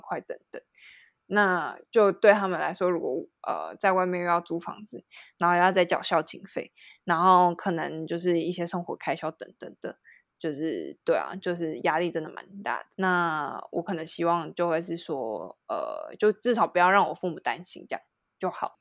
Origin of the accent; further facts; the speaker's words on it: Taiwan; also born or lived in France; 我在台湾的朋友都会是，比如说像是国中、国小，然后或者是大学